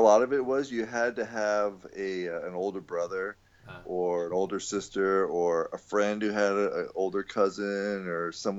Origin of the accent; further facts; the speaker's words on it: Virginia, United States; also born or lived in Washington, D.C. suburbs; But then once we were kind of settled in Virginia, we moved from the Virginia Beach area to the Washington, D.C. suburbs.